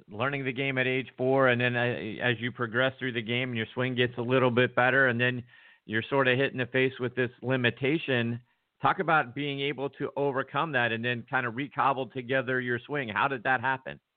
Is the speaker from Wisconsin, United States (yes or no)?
yes; Wisconsin, United States; moved away as an adult; also born or lived in Mississippi / Atlanta; I grew up in Wisconsin